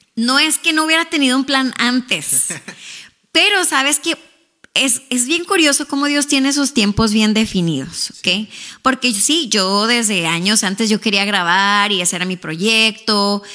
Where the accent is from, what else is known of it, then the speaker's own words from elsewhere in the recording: Ciudad Juárez, Chihuahua, Mexico; accent: Mexican; moved away as an adult; now in Houston, United States; yo soy mexicana, para empezar por ahí. Quizá pues ya cuando me escuchan hablar se me nota el acento de México